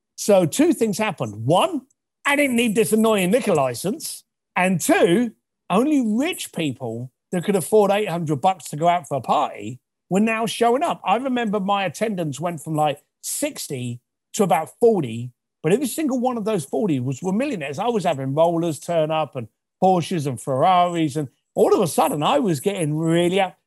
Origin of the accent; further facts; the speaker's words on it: London, United Kingdom; I was raised in East London.